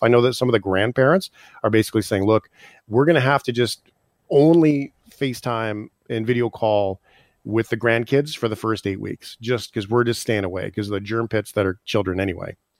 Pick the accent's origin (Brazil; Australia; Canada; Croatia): Canada; as Canadians